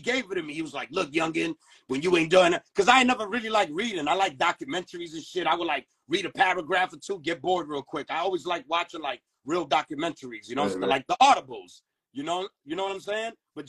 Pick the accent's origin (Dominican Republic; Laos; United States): Dominican Republic; You know, I come from the Caribbeans. I'm Dominican. So I've been there on New Year's in my aunt's house for years.